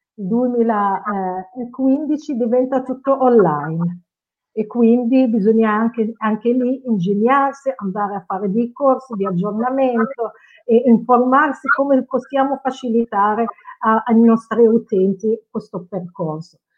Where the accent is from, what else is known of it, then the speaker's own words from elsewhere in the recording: Casablanca, Casablanca-Settat, Morocco; Italian is a second language; now in Novi Ligure, Italy; il eh, mio paese d'origine è il Marocco, sono nata a Casablanca e sono circa 30 anni in Italia.